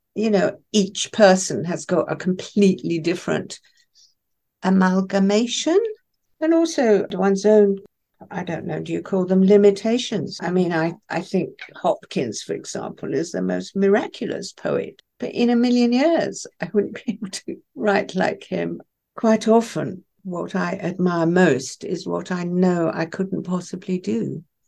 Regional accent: Isle of Wight, South East England, United Kingdom; first language Farsi; English is a second language; I was sent to the Isle of Wight when I was six

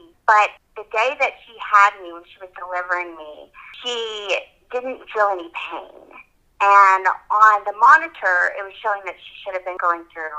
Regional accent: Tyler, Texas, United States; I am from Tyler, Texas. I am a single mom, and I have two little girls.

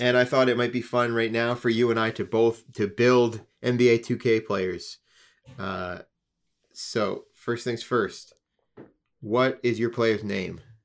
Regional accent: Canada; we're from Canada

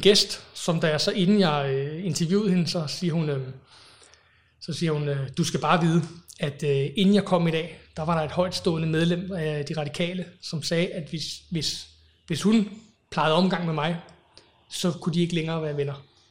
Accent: Copenhagen, Capital Region of Denmark, Denmark; also born or lived in England; så flyttede jeg til, til Danmark, tilbage til Danmark, de danskere. Øhm, og boede så på Amager, indtil jeg blev, var 20

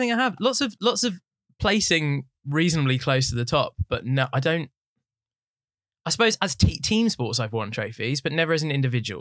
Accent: Watford, East of England, United Kingdom; I was born in Watford. I've lived there my whole life.

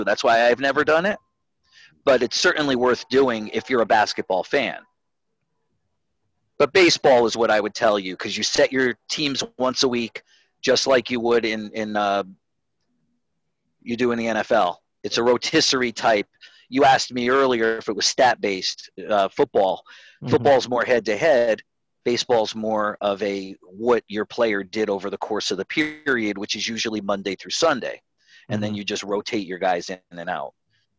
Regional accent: Connecticut, United States; when I moved down here to the Carolinas from – I was from Connecticut. I was a Yankee fan.

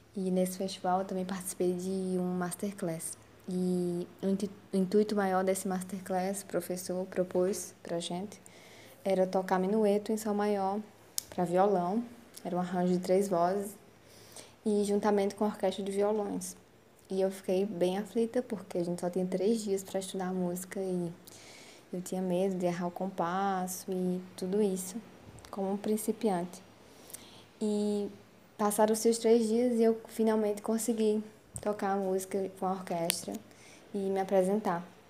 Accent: Northeast Region, Brazil; Como nordestina e vinda de família nordestina

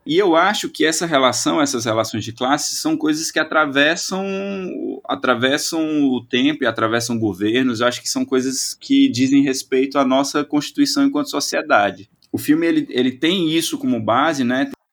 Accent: Brazil; nós brasileiros

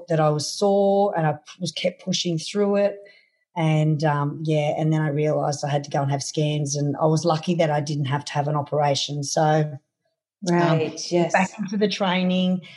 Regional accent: Australia; from my hometown here to Sydney, which is 353 Ks

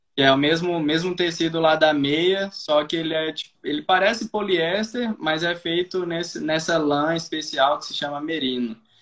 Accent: Brasília, Federal District, Brazil; moved away as an adult; a gente somos de Brasília, eu e minha família.

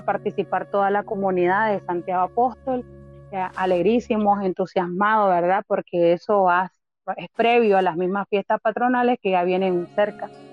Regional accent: Juigalpa, Chontales, Nicaragua; moved away as an adult; now in Managua, Nicaragua; yo nací en Juigalpa, Chontales, y vivo hace ocho años aquí en Managua, Nicaragua

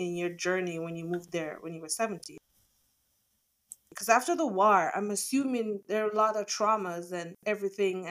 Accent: Jamaica; moved away as an adult; now in United States; I moved here when I was like 25. So I'm from Jamaica. So moving from Jamaica to here, it was a culture shock for me

